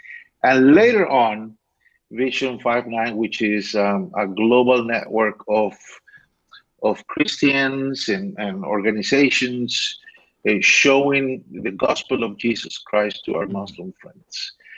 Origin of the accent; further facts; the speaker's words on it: Costa Rica; now in Valencia, Spain; I was born in Costa Rica, Latin America.